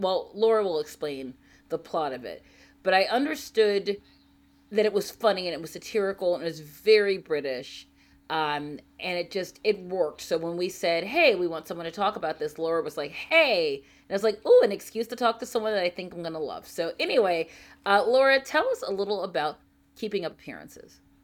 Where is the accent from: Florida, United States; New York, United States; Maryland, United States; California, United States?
Maryland, United States; Baltimore; also born or lived in Saudi Arabia; growing up in Baltimore